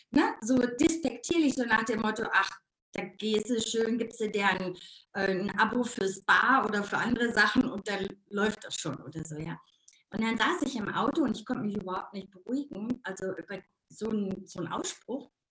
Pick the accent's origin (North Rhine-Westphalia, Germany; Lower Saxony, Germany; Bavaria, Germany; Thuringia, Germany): North Rhine-Westphalia, Germany; accent: Ruhrpott dialect; Ich komme aus dem Ruhrpott. Also man hört meinen Dialekt manchmal immer noch und das ist auch gar nicht schlimm.